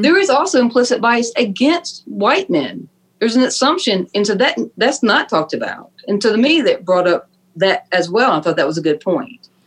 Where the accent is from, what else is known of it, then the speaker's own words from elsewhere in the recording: Fort Mill, South Carolina, United States; I grew up in Fort Mill, South Carolina